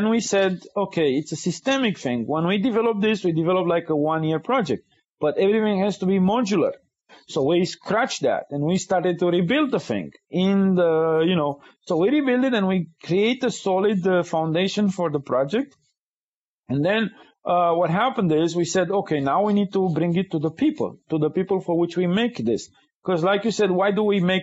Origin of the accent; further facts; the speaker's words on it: Romania; moved away as an adult; now in United States; in Romania, I grew up in communism.